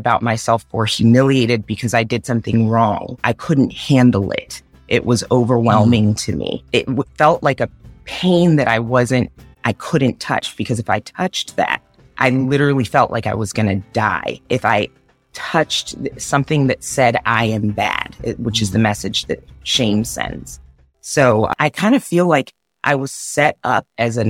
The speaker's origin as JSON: {"language": "English", "country": "Zambia", "tie": "born or raised there", "said": "I was born in Africa in Zambia. My mom is Zambian. My dad was Caucasian American"}